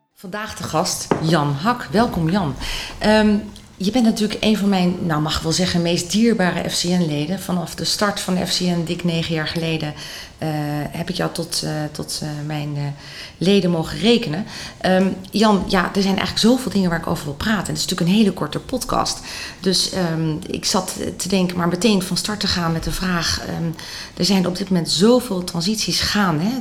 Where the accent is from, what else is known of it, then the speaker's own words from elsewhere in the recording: Netherlands; wij eh, als Nederlanders